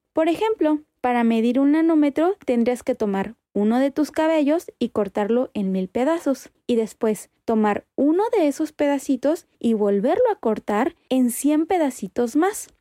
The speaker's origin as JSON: {"language": "Spanish", "region": "Guanajuato", "country": "Mexico"}